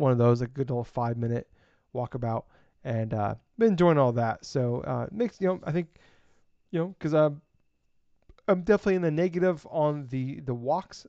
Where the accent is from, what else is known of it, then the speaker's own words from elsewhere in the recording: Iowa, United States; I'm from Iowa